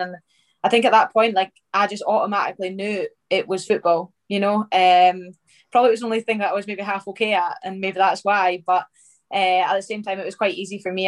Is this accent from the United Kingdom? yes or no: yes; north of Scotland, United Kingdom; also born or lived in Livingston; I moved up uh, up to Och um, and I stayed up there till obviously like after school